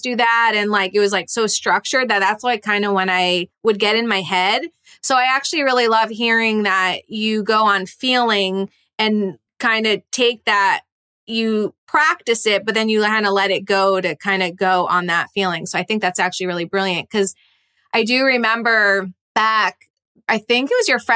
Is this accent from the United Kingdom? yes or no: no; Massachusetts, United States; My people, I'm from Massachusetts.